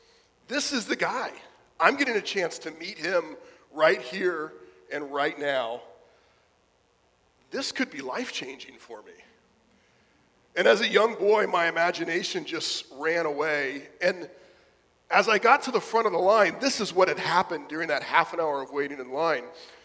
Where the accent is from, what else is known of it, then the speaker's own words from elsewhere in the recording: South Florida, United States; When I was a kid growing up in South Florida in the 80s